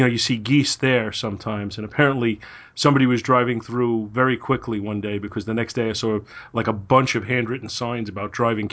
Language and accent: English; New York City, New York, United States; now in Long Island, United States; I grew up in Brooklyn for the first 32 years of my life, but I've been here for a while now